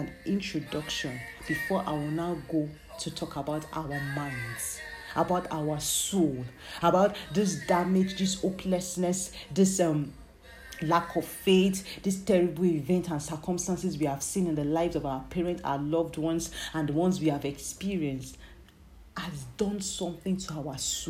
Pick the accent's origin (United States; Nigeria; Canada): Nigeria; growing up in Nigeria, being born as an African child or being born as a Nigerian